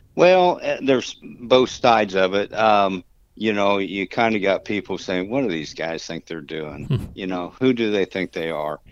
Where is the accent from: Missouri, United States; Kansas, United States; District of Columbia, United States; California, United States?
Kansas, United States; moved away as an adult; also born or lived in Dallas; I grew up in Kansas